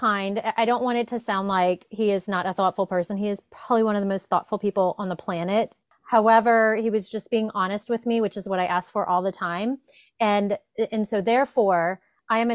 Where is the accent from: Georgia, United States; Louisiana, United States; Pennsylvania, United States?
Louisiana, United States; I am from Louisiana